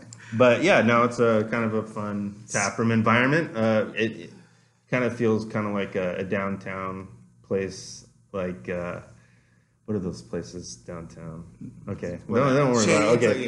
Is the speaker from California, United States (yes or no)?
yes; San Diego, California, United States; now in Portland, United States; I am from San Diego.